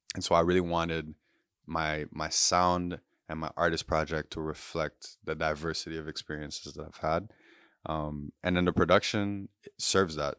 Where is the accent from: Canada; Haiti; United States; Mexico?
Haiti; Port-au-Prince, Ouest; also born or lived in Guyana; I'm from Puerto Prince, Haiti and grew up there, but my mom's Guyanese